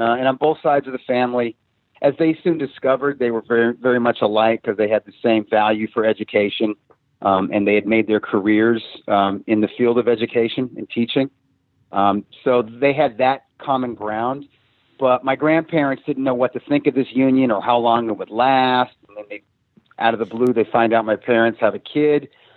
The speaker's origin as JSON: {"language": "English", "town": "Springfield", "region": "Missouri", "country": "United States", "tie": "born or raised there", "also_born_or_lived": "New York City / Columbus, Ohio / Boston area", "moved": "as an adult", "lives_now": "Los Angeles, United States", "said": "from 1980 to 1988, from fifth grade through high school, I was in Springfield. I was in Springfield, Missouri. So, Ohio and Southern Missouri. So Midwestern upbringing, really"}